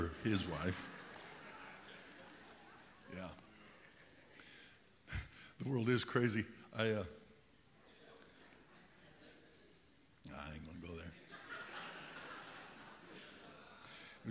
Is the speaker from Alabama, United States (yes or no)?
no; Pueblo, Colorado, United States; also born or lived in Cañon City, Colorado / Rye, Colorado; my mother married my stepdad, and we moved from Pueblo